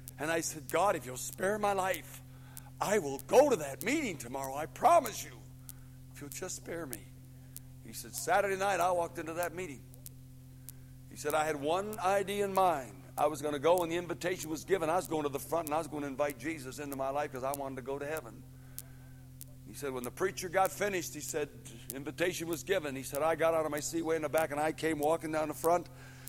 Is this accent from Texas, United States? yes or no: no; Buffalo, New York, United States; Now, I came from Buffalo, New York, and I went all the way down to Lexington, Virginia